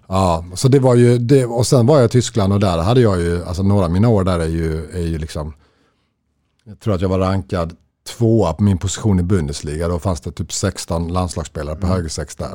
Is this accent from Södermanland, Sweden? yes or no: no; Löddeköpinge, Skåne, Sweden; also born or lived in Stockholm, Sweden / Lund, Sweden; i Löddeköpingen där vi växte upp